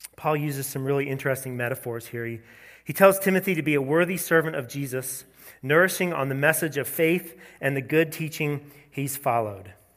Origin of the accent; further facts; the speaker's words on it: the South, United States; growing up in the South